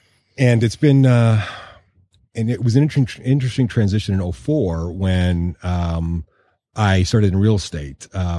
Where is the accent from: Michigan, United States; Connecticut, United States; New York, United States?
Michigan, United States; Westland; we grew up in City Westland, really in the shadow of the hood.